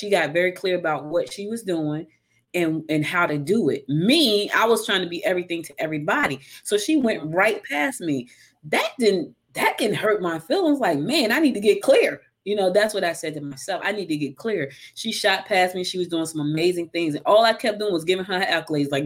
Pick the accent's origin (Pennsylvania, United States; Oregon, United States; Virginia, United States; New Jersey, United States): New Jersey, United States; Newark; moved away as an adult; also born or lived in West Orange, New Jersey; now in Georgia, United States; She moved me to Newark when I was a little girl, you know, and, you know, growing up in Newark